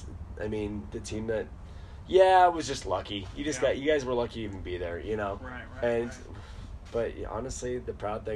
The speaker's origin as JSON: {"language": "English", "town": "Akron", "region": "Ohio", "country": "United States", "tie": "born or raised there", "said": "I grew up in Akron, which is not always the best part of town."}